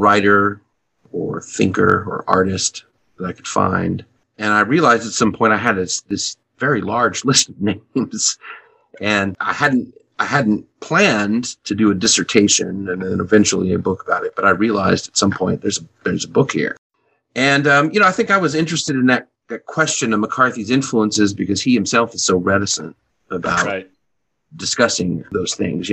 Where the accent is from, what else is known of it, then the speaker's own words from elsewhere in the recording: El Paso, Texas, United States; I grew up in El Paso, Texas